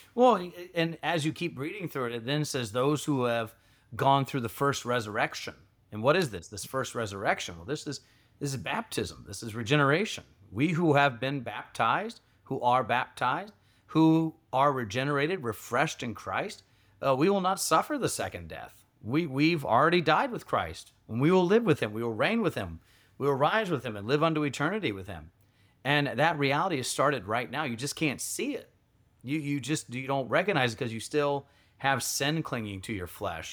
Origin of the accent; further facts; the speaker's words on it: Georgia, United States; moved away; I grew up in Georgia